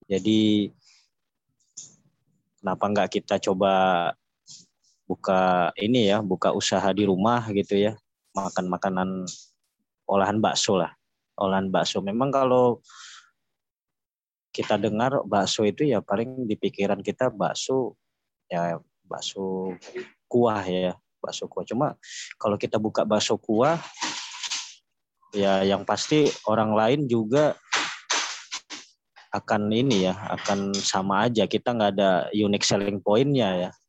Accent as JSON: {"language": "Indonesian", "town": "Medan", "region": "North Sumatra", "country": "Indonesia", "said": "kita eh, aku asli orang Medan ya."}